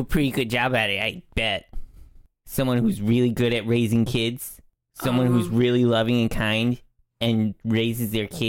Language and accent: English; United States; Yeah, we're from the US of A, baby.